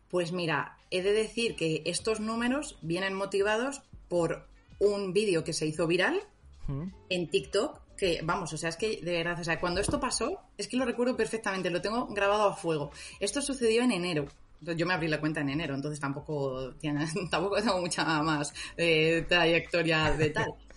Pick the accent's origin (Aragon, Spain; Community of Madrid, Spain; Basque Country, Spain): Community of Madrid, Spain; Madrid; soy, soy madrileña.